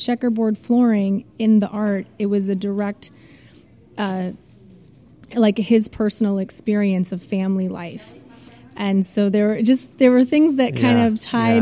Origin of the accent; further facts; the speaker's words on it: Algoma, Wisconsin, United States; moved away as an adult; also born or lived in Baltimore, Maryland; now in California, United States; I'm from Wisconsin, small town, Algoma, Wisconsin, which is about 25 miles east of Green Bay